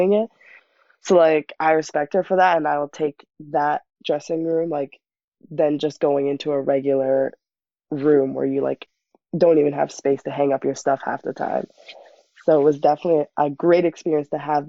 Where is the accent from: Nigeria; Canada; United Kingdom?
Canada; Toronto, Ontario; my hometown